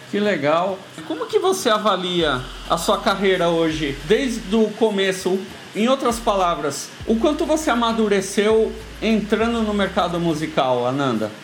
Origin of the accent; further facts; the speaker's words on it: Brazil; nós como brasileiros músicos